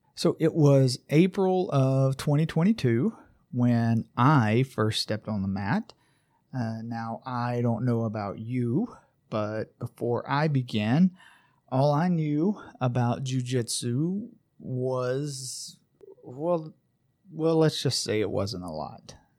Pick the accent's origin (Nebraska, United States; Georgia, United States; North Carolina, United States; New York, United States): Georgia, United States; Braselton; my hometown of Braselton, Georgia, where I live with my family